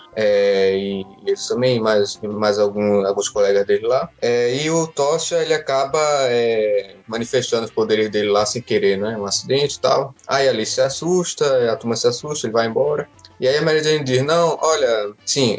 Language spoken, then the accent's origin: Portuguese; Northeast Region, Brazil; accent: nordestino; o meu sotaque nordestino